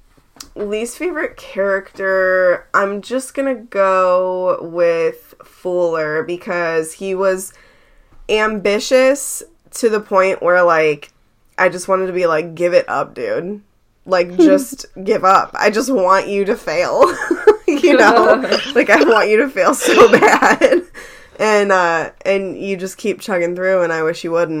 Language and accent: English; Ohio, United States; I'm from Ohio